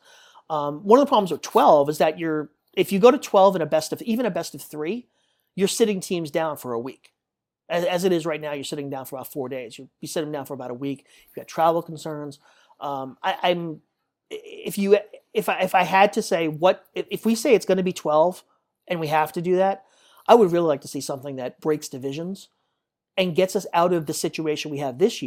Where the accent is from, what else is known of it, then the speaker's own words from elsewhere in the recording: Northeast, United States; I grew up in the Northeast